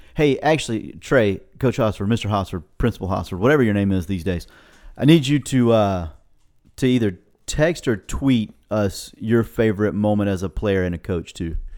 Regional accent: Florida, United States; I was from Florida

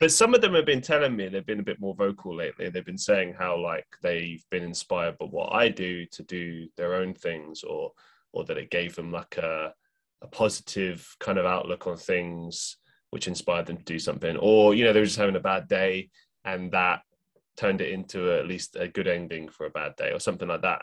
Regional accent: London, United Kingdom; moved away as an adult; also born or lived in Europe; now in Manchester, United Kingdom; I grew up in London

